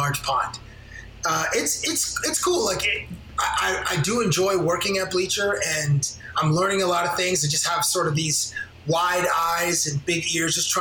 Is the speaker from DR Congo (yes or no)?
no; Canada; moved away as an adult; also born or lived in Toronto; now in United States; As a black person from Canada living in the United States